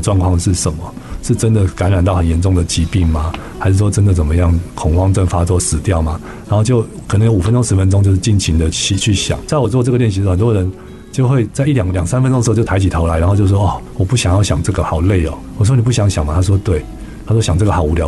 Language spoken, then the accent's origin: Chinese; Taipei, Taiwan; 我家小时候是住在台北的植物园旁边